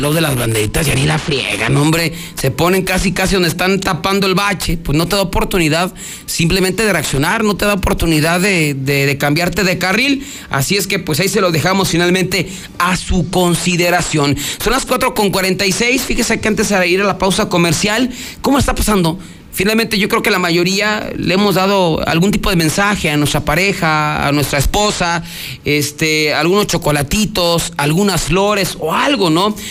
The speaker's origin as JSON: {"language": "Spanish", "region": "Aguascalientes", "country": "Mexico", "said": "somos así los de Aguascalientes"}